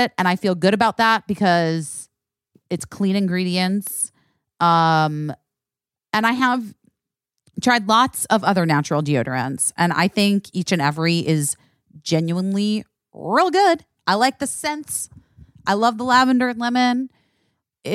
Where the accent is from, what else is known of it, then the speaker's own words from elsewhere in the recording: Los Angeles, California, United States; I'm from Los Angeles